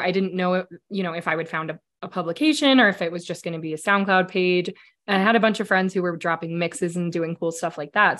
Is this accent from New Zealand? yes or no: no; Denver, Colorado, United States; I grew up here in Denver. I'm a Denver native